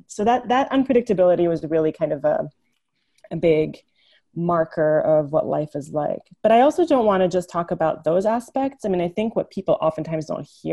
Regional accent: Jerusalem, Palestine; my mother was born and raised in Jerusalem, in East Jerusalem, and I was born there

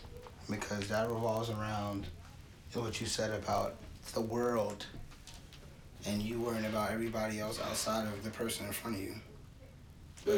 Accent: the South, United States; accent: Southern; I'm from the South.

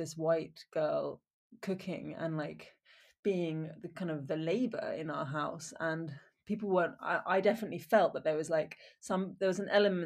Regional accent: Wiltshire, South West England, United Kingdom; also born or lived in Oxford / Exeter / Ballymaloe, Ireland; I grew up in Wiltshire in England and I went to school in Oxford and Exeter.

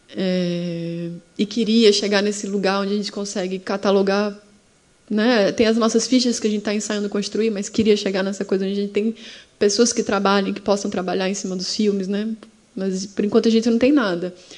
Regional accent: Sergipe, Brazil; Sergipe é maravilhoso, gente. Eu falo aqui os problemas, mas porque eu amo a minha terra mesmo

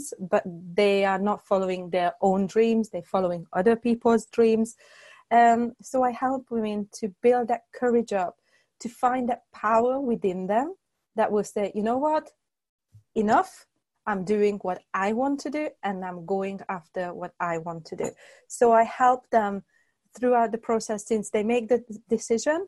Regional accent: Hungary; moved away as an adult; also born or lived in United Kingdom; I was born and raised in Hungary. Then in 2005, I moved to the UK

